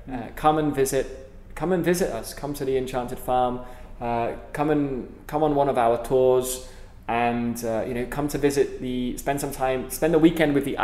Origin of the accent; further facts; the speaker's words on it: United Kingdom; accent: British; now in Philippines; especially with my British accent.